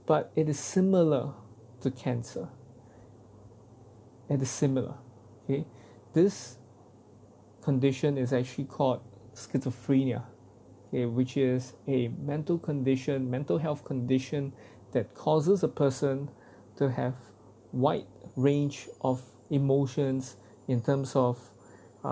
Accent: Singapore; as a Singaporean man

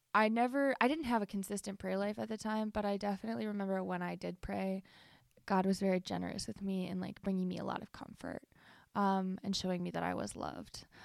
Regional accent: Cleveland, Ohio, United States; I was born in Cleveland, Ohio

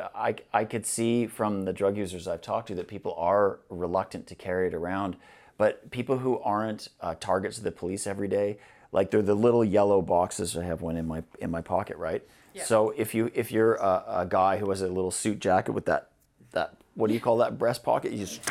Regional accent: Canada; now in Glasgow, United Kingdom; I mean, I'm a Canadian

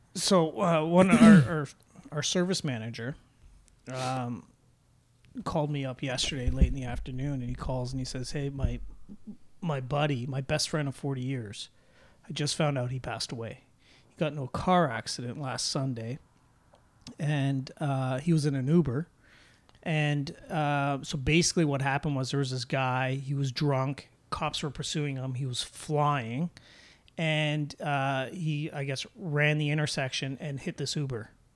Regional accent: Oakville, Ontario, Canada; I'm from Oakville

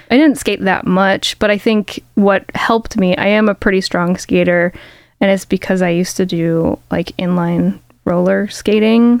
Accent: Chicago, Illinois, United States; I grew up in Chicago and like I started playing Chicago venues like as a kid

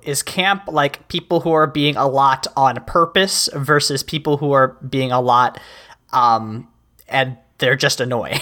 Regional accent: United States; I am an American

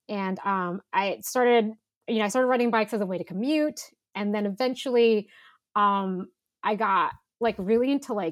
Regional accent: Philippines; now in United States; So I'm I'm Filipina.

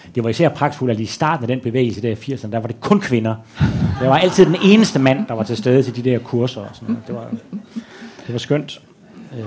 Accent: Aarhus, Central Denmark Region, Denmark; moved away as an adult; now in Copenhagen, Denmark; jeg betragter stadigvæk Aarhus som hjem. Mm-hmm. Altså, mhm. jeg er ikke blevet øh, københavner

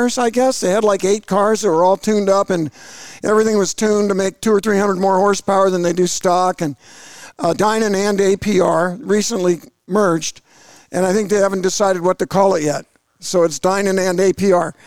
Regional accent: Georgia, United States; I'm from Georgia

